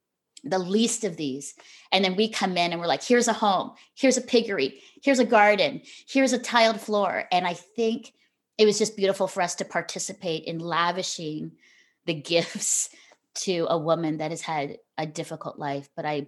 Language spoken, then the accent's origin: English; Philippines; also born or lived in Singapore; I think after I grew up in the Philippines and Singapore, and so my life was rich with diversity and, you know, multiculturalism and experiences. We traveled all over the world.